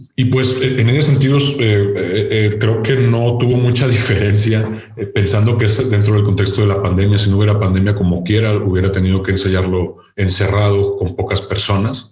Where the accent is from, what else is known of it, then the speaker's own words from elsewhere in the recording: Nuevo León, Mexico; de Nuevo León, de donde soy oriundo